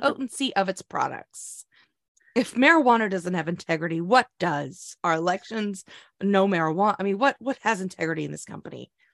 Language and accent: English; Oklahoma, United States; moved away; growing up in Oklahoma